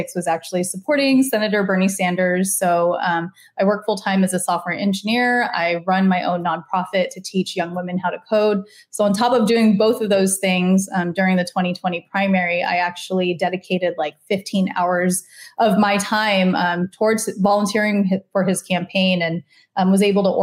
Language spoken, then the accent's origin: English; Guam; I'm indigenous Chamorro from Guam